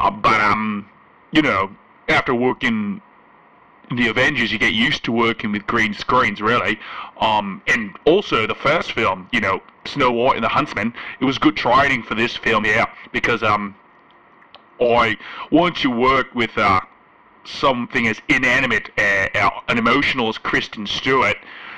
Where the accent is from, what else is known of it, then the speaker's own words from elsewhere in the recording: Melbourne, Victoria, Australia; growing up in Melbourne, Australia, you know, in the 80s … was a teacher.